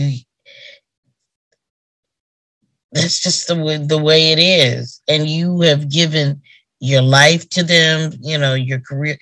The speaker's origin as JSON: {"language": "English", "region": "Oklahoma", "country": "United States", "moved": "yes", "said": "I'm from Oklahoma"}